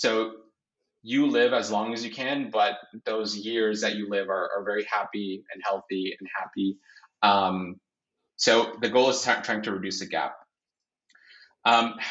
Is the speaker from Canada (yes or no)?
yes; Canada; I was born in Canada, and as you are aware, Canada is very diverse